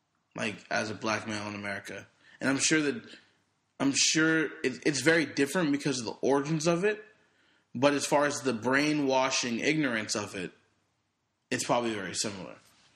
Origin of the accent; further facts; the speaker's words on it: New Zealand; Like, yeah, I'm from New Zealand.